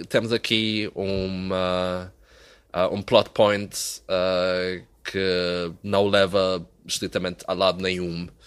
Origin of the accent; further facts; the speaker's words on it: Azores, Portugal; Não, tu sabes que quando os continentais vêm à nossa terra filmar um filme, nós nem queremos